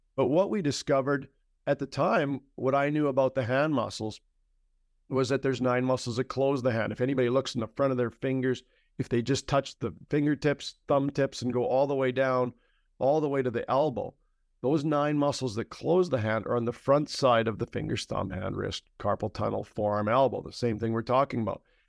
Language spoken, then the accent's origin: English; Canada; I'm a Canadian